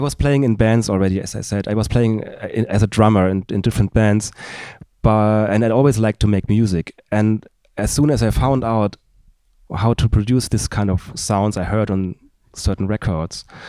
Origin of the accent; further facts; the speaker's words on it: Darmstadt, Hesse, Germany; in my hometown, which is Darmstadt, thirty kilometers south of Frankfurt. And we, we both grew up there.